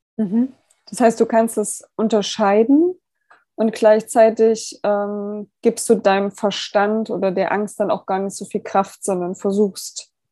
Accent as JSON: {"language": "German", "country": "Germany", "said": "wir als Deutsche"}